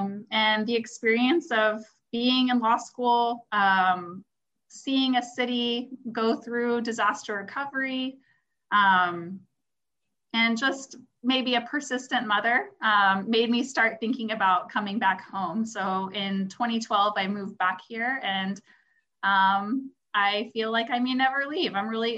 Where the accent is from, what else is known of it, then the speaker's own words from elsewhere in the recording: Houston, Texas, United States; also born or lived in Austin, Texas / New Orleans, Louisiana; Well, I'm from Houston. I grew up in Kingwood and other parts of Houston, actually